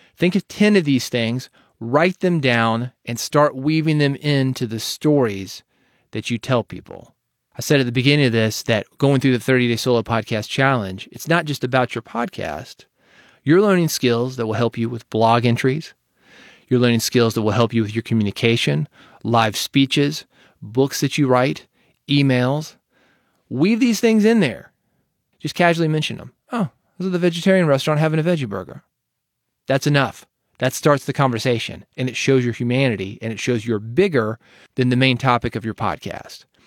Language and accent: English; Nashville, Tennessee, United States; being from Nashville